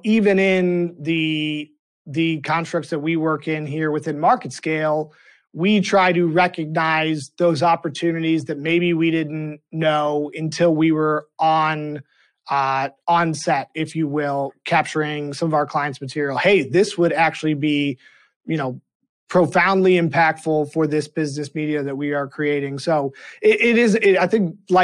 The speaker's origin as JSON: {"language": "English", "town": "Boston", "region": "Massachusetts", "country": "United States", "tie": "born or raised there", "moved": "yes", "said": "I grew up in the Boston area"}